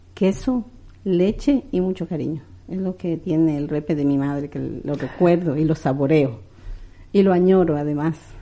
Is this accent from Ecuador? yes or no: yes; Quito, Pichincha, Ecuador; moved away as an adult; also born or lived in Cariamanga, Loja, Ecuador; now in Madrid, Spain; Y tengo también mucho, mucho cariño a Quito, o sea, yo he vivido ahí, he crecido ahí